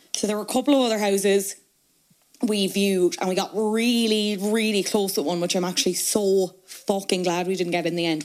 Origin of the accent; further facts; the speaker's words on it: Cork, Munster, Ireland; moved away as an adult; now in Dublin, Ireland; I'm obviously from Cork. I moved to Dublin. I went to college in Dublin.